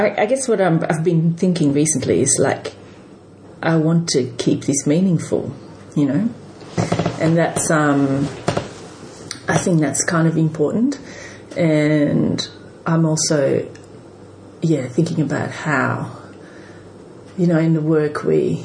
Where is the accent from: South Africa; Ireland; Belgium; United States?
Belgium; moved away as an adult; now in Sydney, Australia; I grew up in Europe and, you know, which part? In Belgium.